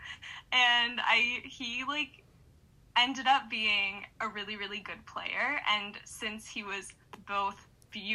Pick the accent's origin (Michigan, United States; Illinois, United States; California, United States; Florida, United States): Michigan, United States; Utica; born or raised there